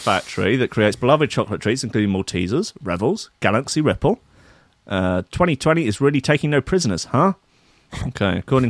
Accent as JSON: {"language": "English", "region": "Wales", "country": "United Kingdom", "said": "As a Welsh person, this doesn't bother me at all."}